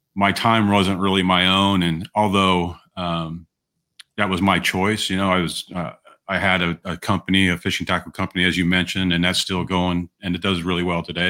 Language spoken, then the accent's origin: English; Southern California, United States; I was from Southern California